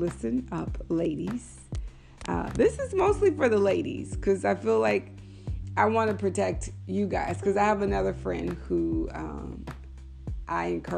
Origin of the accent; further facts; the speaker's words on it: Texas, United States; I'm from Texas